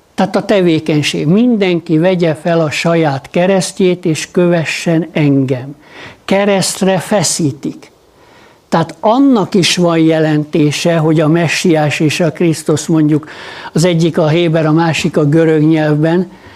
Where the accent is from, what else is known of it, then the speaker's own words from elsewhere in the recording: Hungary; magyarok vagyunk.